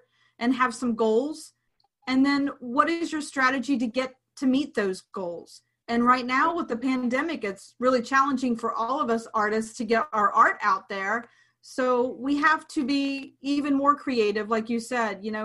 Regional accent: Clarksburg, West Virginia, United States; Clarksburg, West Virginia, my hometown

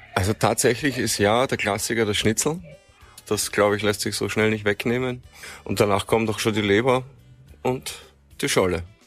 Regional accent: Vienna, Austria; now in Amrum, Germany; ich komme ursprünglich aus Wien

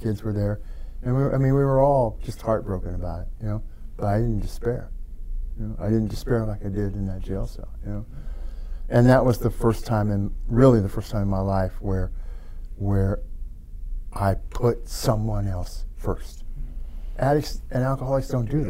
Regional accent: Chillicothe, United States; in my hometown

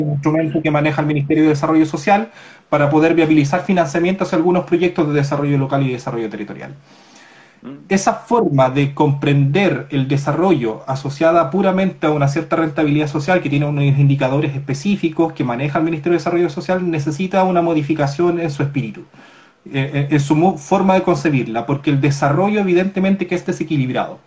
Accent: Corral, Los Ríos, Chile; yo soy de Corral

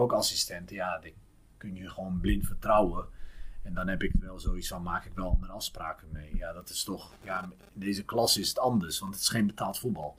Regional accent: Utrecht, Netherlands; ik ben opgegroeid in Lombok

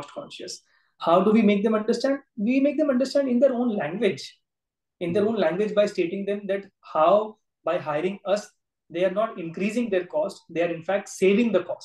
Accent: Surat, Gujarat, India; my town, Surat, where I'm born, brought up

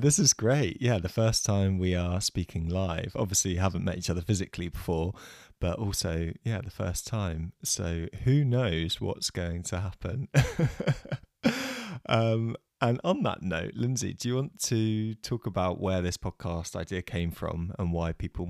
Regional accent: England, United Kingdom; I am a Brit, as you can probably tell. We're coming at you from across the Atlantic. I'm 29.

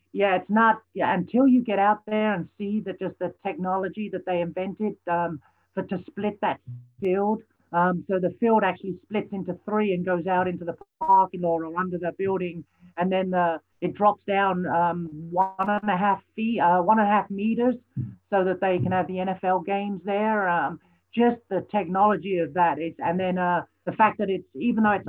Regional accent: London, United Kingdom; moved away as an adult; now in Minnesota, United States; I grew up in London, spent 23 years there of my life, my adult teens

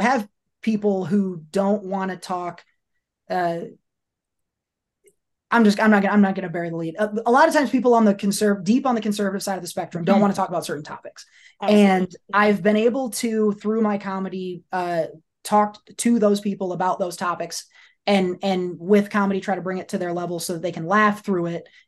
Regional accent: Iowa, United States; moved away; also born or lived in Georgia; I grew up in Iowa

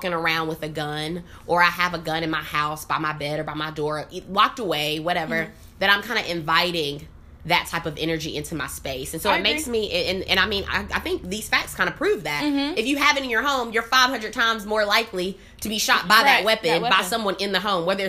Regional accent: South Carolina, United States; moved away; I am from South Carolina originally

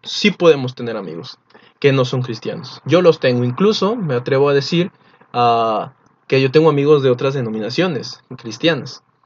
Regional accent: Mexico; Nosotros no somos israelitas, somos mexicanos

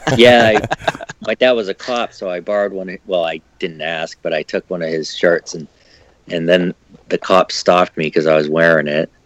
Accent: New Hampshire, United States; I grew up in New Hampshire

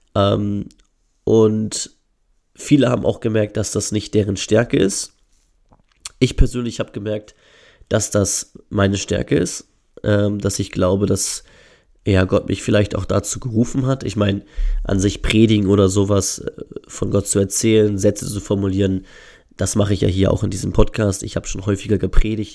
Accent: Northern Germany, Germany; ich komme aus dem hohen Norden

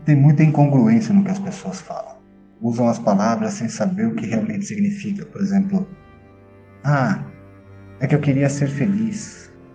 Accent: Brazil; Eu sou brasileiro. Eu sou filho. Eu sou pai

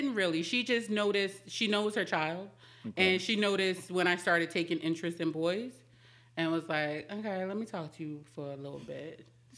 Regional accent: Jamaica, Queens, New York, United States; now in Mount Airy, United States; Queens, Jamaica, Queens.

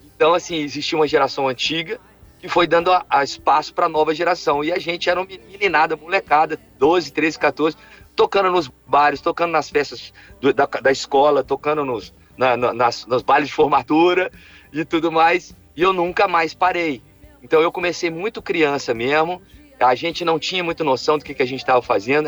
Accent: Alfenas, Minas Gerais, Brazil; eu sou, eu sou, do interior, uma cidade do interior, de Minas Gerais, que chama Alfenas

